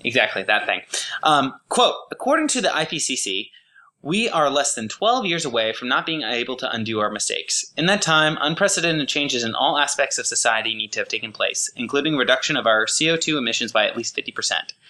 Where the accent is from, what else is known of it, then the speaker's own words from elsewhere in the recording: Oregon, United States; I'm from Oregon